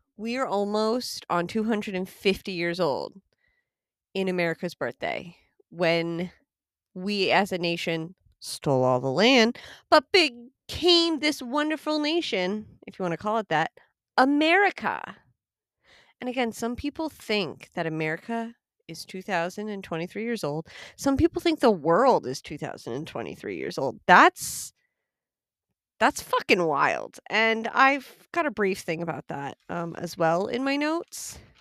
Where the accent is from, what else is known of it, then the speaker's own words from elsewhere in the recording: United States; I am American